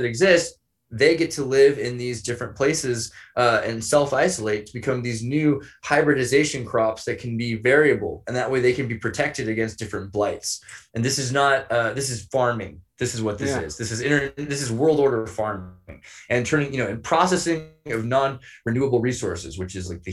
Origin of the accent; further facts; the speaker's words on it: Santa Cruz, California, United States; I was raised in California by transgendered Wiccans